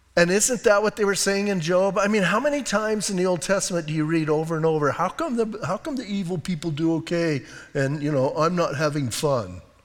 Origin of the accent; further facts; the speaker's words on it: Bisbee, Arizona, United States; I grew up in Bisbee, and I grew up with mining and smelting and all